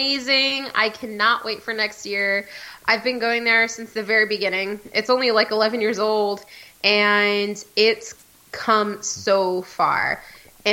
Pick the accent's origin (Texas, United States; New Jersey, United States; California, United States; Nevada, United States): Texas, United States